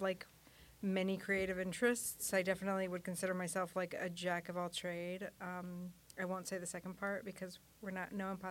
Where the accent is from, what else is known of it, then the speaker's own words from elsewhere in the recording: Mexico; moved away as an adult; also born or lived in San Antonio, Texas; now in New York, United States; I was born and raised in Mexico.